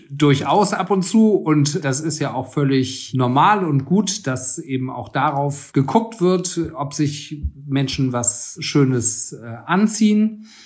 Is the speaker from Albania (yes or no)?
no; Frankfurt, Hesse, Germany; born or raised there